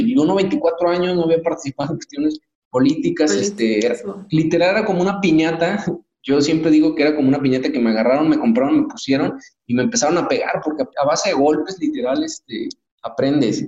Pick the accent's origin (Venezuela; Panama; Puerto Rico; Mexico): Mexico; qué es lo que necesitamos como mexicanos